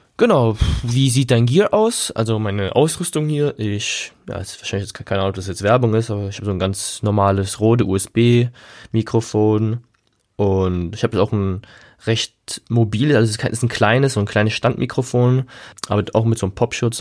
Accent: Germany; wir als Deutsche

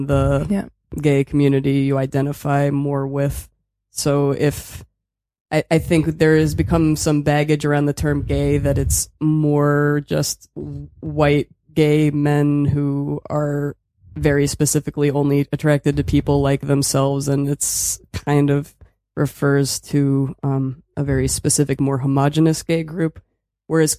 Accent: Philadelphia, Pennsylvania, United States; moved away as an adult; also born or lived in New York City; now in Berlin, Germany; I am from Philadelphia.

